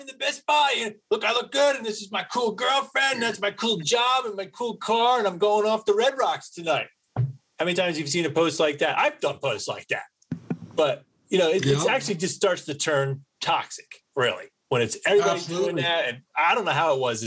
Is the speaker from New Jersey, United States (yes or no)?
yes; East Coast, New Jersey, United States; accent: East Coast; moved away; my East Coast accent